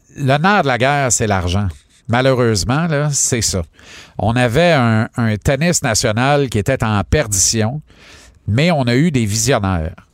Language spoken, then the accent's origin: French; Granby, Quebec, Canada; mon bled à Granby